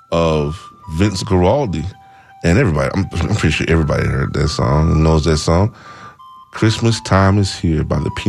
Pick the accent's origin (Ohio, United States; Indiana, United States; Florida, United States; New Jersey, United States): Florida, United States; Tallahassee; Tallahassee, Florida. Tallahassee, Florida. My hometown.